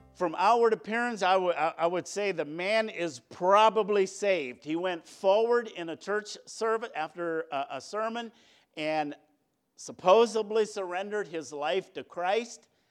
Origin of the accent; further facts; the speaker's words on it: New London, United States; I was born at the New London Hospital